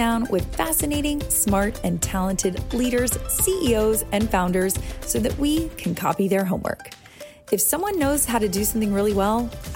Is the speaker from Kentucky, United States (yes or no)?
no; West Palm Beach, Florida, United States; West Palm Beach, Florida. Woo, my hometown